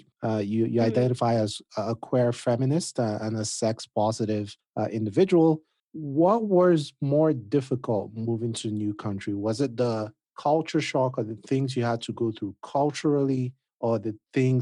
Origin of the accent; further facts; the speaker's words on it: Nigeria; I'm Nigerian